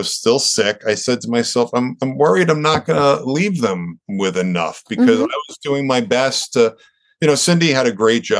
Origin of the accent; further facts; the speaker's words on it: Long Island, New York, United States; growing up on Long Island here